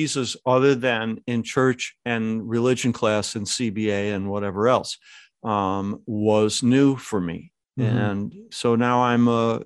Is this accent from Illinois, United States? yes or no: no; Lackawanna, New York, United States; I was born in Our Lady of Victory Foundling Home, not too far from, I suspect, where you live, in Lackawanna, New York.